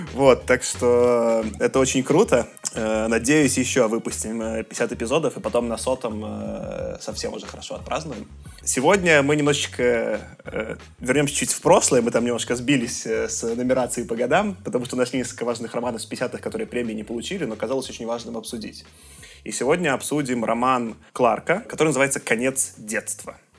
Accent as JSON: {"language": "Russian", "country": "Belarus", "said": "я как белорус"}